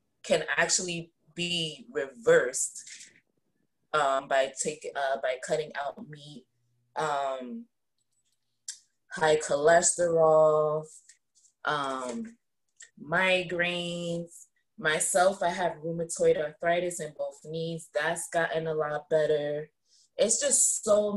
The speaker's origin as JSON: {"language": "English", "region": "New Jersey", "country": "United States", "said": "I'm from New Jersey."}